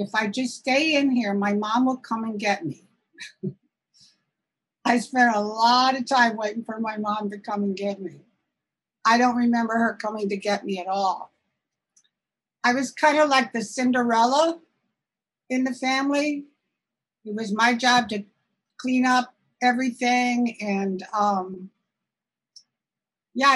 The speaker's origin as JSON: {"language": "English", "region": "Southern Illinois", "country": "United States", "tie": "born or raised there", "also_born_or_lived": "Chicago", "moved": "as an adult", "lives_now": "Santa Rosa, United States", "said": "I wasn't born in California. I was born in Southern Illinois in a small town."}